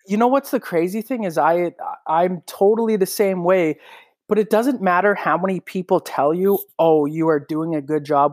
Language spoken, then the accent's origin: English; Regina, Saskatchewan, Canada; I'm able to do a morning show in my hometown